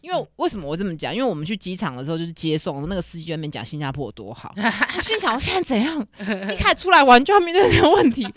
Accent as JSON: {"language": "Chinese", "country": "Taiwan", "said": "我们台湾人"}